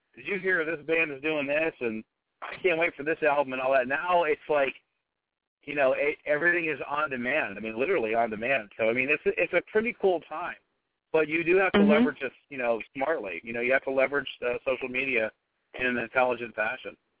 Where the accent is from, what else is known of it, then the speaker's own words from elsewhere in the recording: Pittsburgh, Pennsylvania, United States; we're all from there